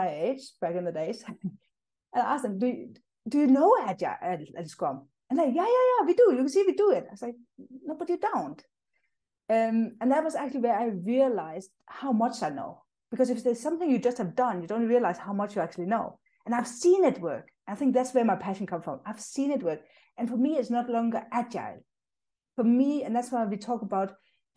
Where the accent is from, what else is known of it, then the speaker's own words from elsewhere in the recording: Denmark; moved away as an adult; now in South Africa; I'm actually originally from Denmark. That's where I grew up and moved